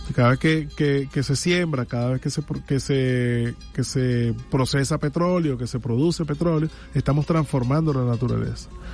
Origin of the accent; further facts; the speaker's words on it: Venezuela; como venezolanos